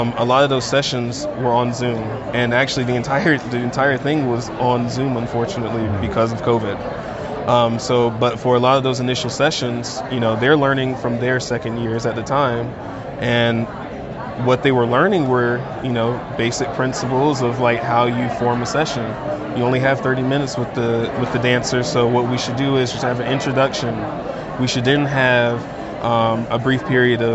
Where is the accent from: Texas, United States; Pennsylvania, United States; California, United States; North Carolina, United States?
North Carolina, United States; now in Denver, United States; I'm originally from North Carolina, but I currently attend the University of Denver